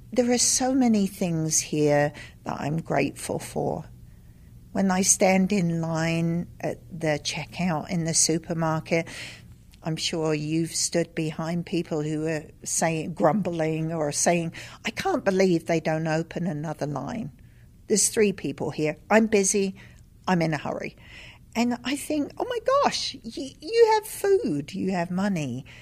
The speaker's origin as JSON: {"language": "English", "region": "London", "country": "United Kingdom", "tie": "born or raised there", "also_born_or_lived": "Lesotho", "moved": "yes", "said": "growing up in London"}